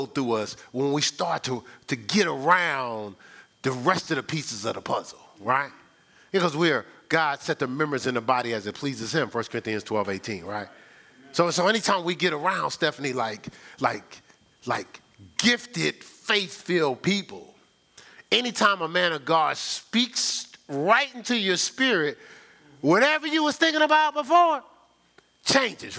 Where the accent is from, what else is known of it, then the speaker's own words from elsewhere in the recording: Newark, New Jersey, United States; also born or lived in Ohio; now in Charlotte, United States; where I was raised in Newark